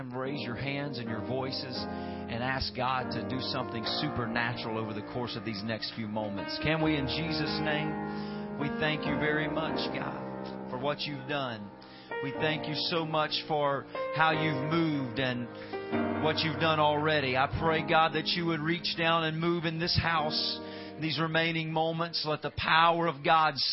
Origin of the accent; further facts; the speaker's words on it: Louisiana, United States; I'm from the swamps of Louisiana, if my accent has not betrayed me yet